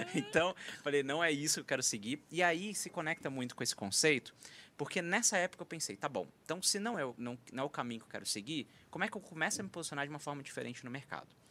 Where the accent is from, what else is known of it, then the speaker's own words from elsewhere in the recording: interior of Minas Gerais, Brazil; moved away; sou mineiro de origem, do interior de Minas